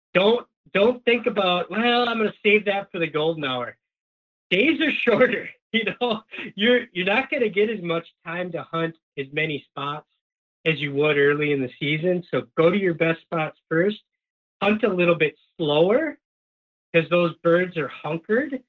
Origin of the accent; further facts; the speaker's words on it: Upper Peninsula of Michigan, United States; now in Minnesota, United States; I grew up in the Upper Peninsula of Michigan